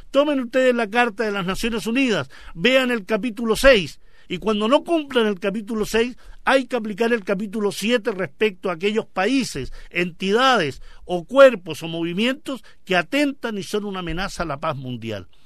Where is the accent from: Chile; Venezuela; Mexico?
Chile; como chilenos